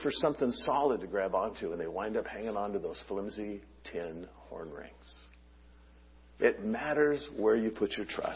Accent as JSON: {"language": "English", "town": "Long Beach", "region": "California", "country": "United States", "tie": "born or raised there", "said": "my home where I grew up in Long Beach"}